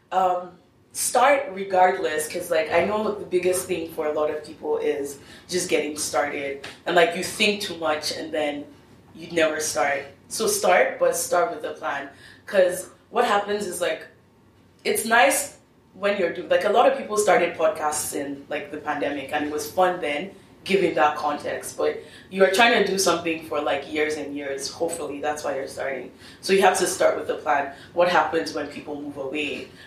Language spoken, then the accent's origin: English; Nigeria; I'm still Nigerian. I still have a responsibility to talk about that. What happens in Nigeria still affects me.